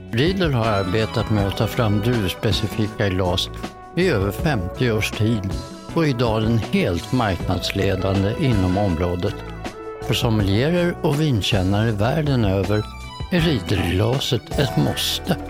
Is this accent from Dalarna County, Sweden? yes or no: no; Stockholm, Stockholm County, Sweden; also born or lived in Helsingborg; jag flyttade till Stockholm från Helsingborg. Vi pratar alltså sex år